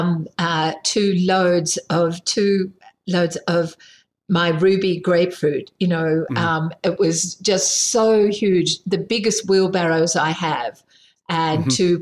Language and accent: English; Sydney, New South Wales, Australia; now in South Australia, Australia; I grew up in Sydney